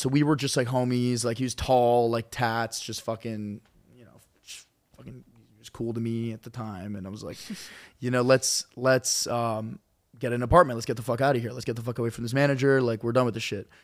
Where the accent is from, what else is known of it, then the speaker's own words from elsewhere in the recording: Charlotte, North Carolina, United States; moved away; I went to community college in my hometown in Charlotte